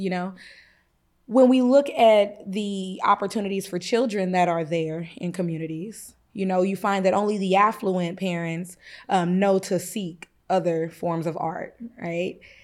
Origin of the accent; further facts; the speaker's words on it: Kansas, United States; now in East St. Louis, United States; we were raised in Kansas